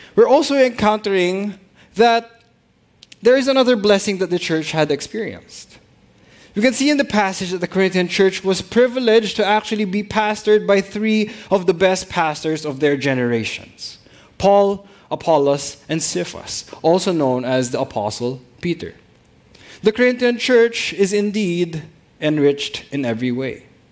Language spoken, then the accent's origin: English; Philippines; all of us being even being Filipino pastors